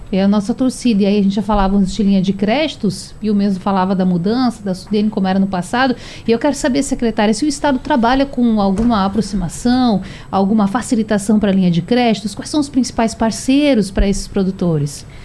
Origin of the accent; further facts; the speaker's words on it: Rio Grande do Sul, Brazil; now in Pernambuco, Brazil; lá no Rio Grande do Sul, lá na terra onde eu nasci